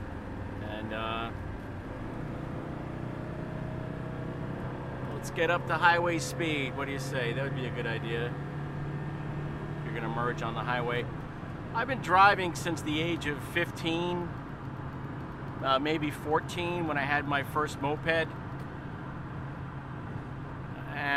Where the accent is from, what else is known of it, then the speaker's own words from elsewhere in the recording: Long Island, New York, United States; growing up on Long Island